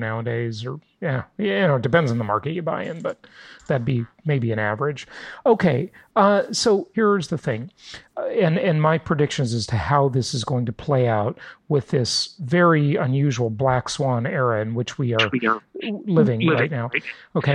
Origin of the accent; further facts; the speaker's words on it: Los Angeles, California, United States; also born or lived in San Diego / Orange County; I grew up in Los Angeles, just north of Orange County